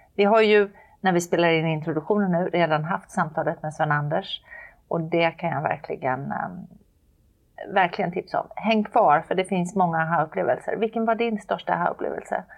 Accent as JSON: {"language": "Swedish", "town": "Jönköping", "region": "Jönköping County", "country": "Sweden", "tie": "born or raised there", "said": "i Jönköping, som råkar vara min hemstad"}